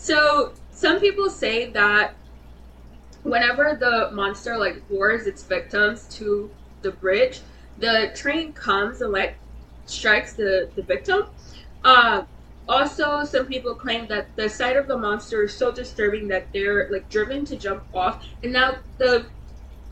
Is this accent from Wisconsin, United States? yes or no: no; Michigan, United States; We are from Michigan